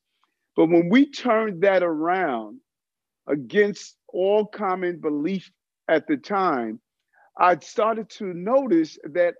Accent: New York City, New York, United States; also born or lived in Brooklyn; I grew up in South Jamaica, Queens, born in Brooklyn

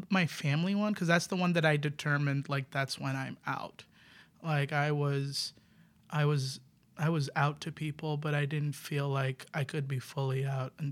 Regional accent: New York City, New York, United States; I'm from the Bronx.

